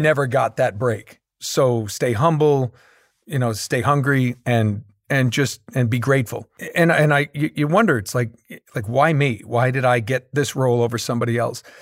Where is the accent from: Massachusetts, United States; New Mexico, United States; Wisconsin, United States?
Massachusetts, United States; Boston; We're both from the Boston area